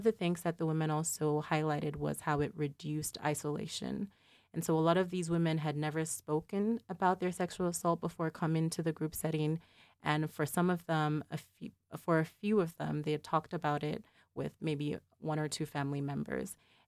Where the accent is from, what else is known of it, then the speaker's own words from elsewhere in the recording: Nigeria; So related to my identity as Nigerian American, I maintain a connection to home by working with organizations that provide services to survivors in that context.